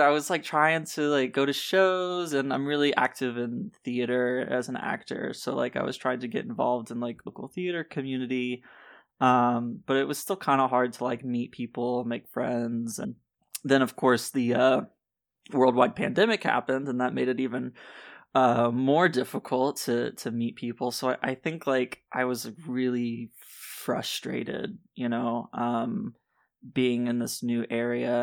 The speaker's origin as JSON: {"language": "English", "region": "Tennessee", "country": "United States", "tie": "born or raised there", "also_born_or_lived": "Nashville", "moved": "as an adult", "lives_now": "Florida, United States", "said": "I grew up in Tennessee, so, like, a lot of my life is there."}